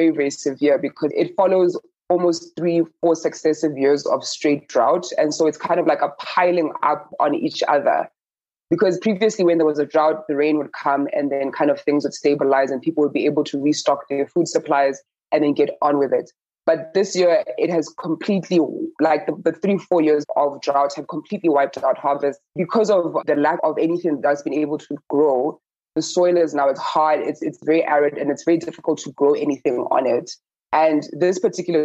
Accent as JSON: {"language": "English", "country": "Botswana", "said": "I'm from Southern Africa, I'm from Botswana"}